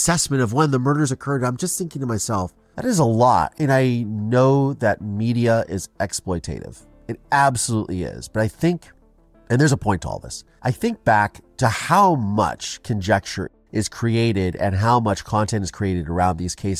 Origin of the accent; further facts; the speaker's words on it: Ohio, United States; I grew up in Ohio